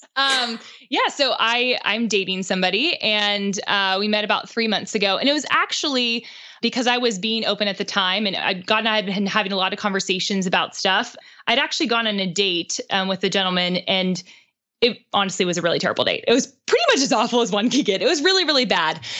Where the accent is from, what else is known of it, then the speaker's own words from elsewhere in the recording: Pittsburgh, Pennsylvania, United States; moved away as an adult; now in Nashville, United States; Pittsburgh, which is where I'm from